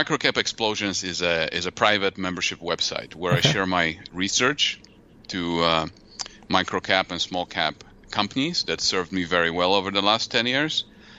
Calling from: Mishawaka, Indiana, United States; Well, I live in Indiana.

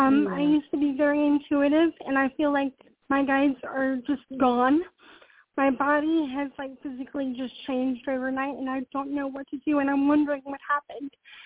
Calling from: Charlotte, North Carolina, United States; I'm calling from North Carolina.

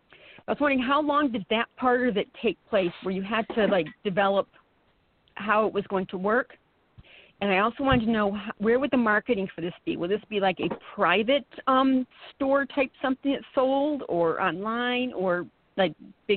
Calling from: Saranac Lake, New York, United States; From Saranac Lake.

